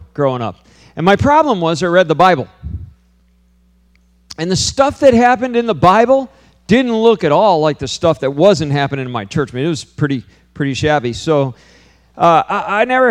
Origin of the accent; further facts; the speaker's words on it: Hyde Park, New York, United States; I grew up in upstate New York, too, you know, in Poughkeepsie area. I grew up in Hyde Park, New York